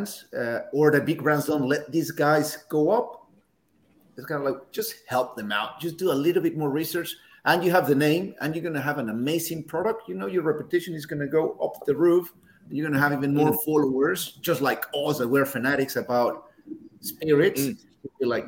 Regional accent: Mexico City, Mexico; moved away as an adult; now in Australia; I was born in Mexico City

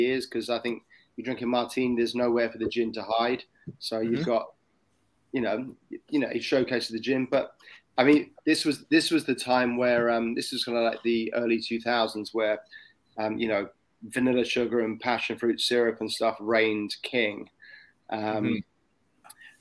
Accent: England, United Kingdom; moved away as an adult; now in Sydney, Australia; as an Englishman

